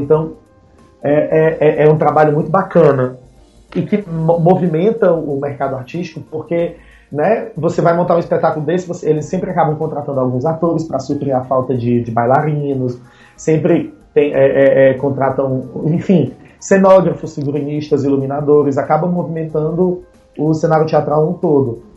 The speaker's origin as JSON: {"language": "Portuguese", "town": "Fortaleza", "region": "Ceará", "country": "Brazil", "said": "eu sou de Fortaleza, Ceará, terra do sol, terra da luz"}